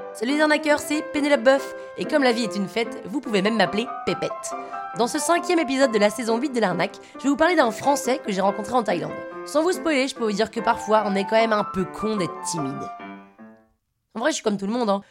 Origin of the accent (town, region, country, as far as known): Paris, Île-de-France, France